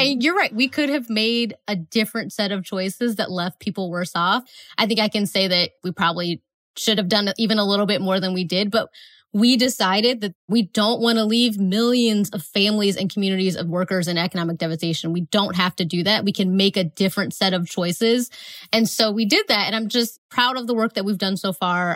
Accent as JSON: {"language": "English", "region": "Northeast Ohio", "country": "United States", "said": "I'm from Northeast Ohio, so we have a NASA center that's close to us."}